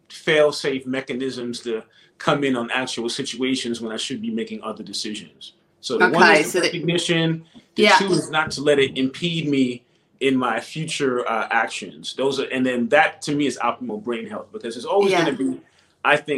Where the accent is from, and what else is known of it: New York City, New York, United States; born or raised there; also born or lived in Antigua (family ancestry)